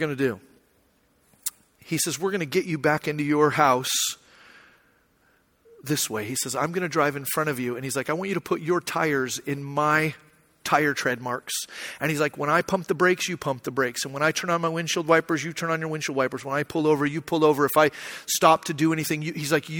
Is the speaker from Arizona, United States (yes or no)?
yes; Arizona, United States; moved away; I grew up in Arizona, so I don't know that much about snow or driving in the ice.